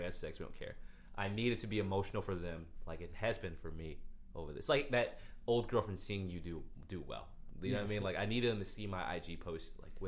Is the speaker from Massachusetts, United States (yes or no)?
yes; Boston, Massachusetts, United States; I grew up in Boston. I'm from Boston.